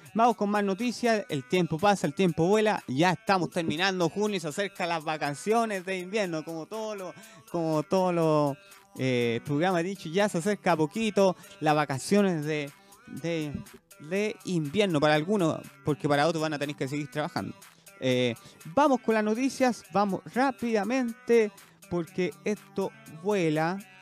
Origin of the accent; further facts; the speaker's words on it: Chile; somos chilenos